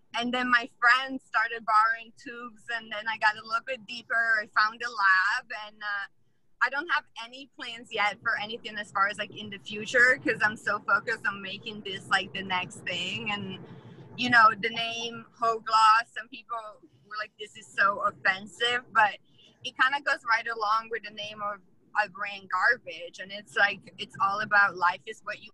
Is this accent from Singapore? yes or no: no; Italy; English is a second language; now in United States; growing up in Italy